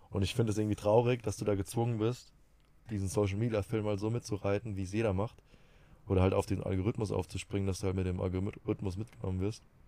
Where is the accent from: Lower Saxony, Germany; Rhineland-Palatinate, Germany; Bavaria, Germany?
Rhineland-Palatinate, Germany; Bei uns in der Pfalz